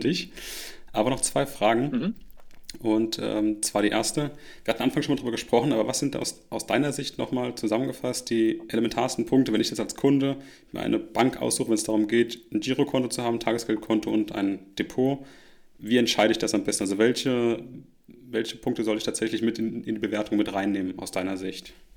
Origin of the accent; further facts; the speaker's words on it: Rhineland-Palatinate, Germany; moved away; meine Heimat zurückdenke, kleiner Ort in Rheinland-Pfalz